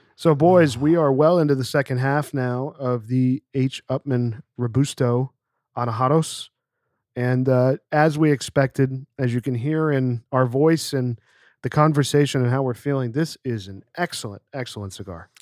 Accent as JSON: {"language": "English", "region": "Pennsylvania", "country": "United States", "tie": "born or raised there", "said": "I grew up in Pennsylvania"}